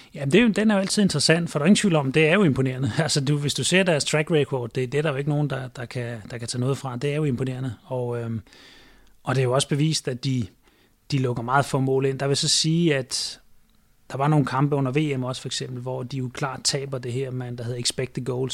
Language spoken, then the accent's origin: Danish; Denmark; moved away as an adult; now in China; jeg er fra Danmark